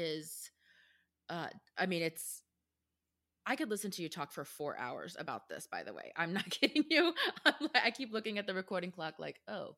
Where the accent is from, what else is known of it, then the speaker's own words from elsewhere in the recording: Texas, United States; as a Texan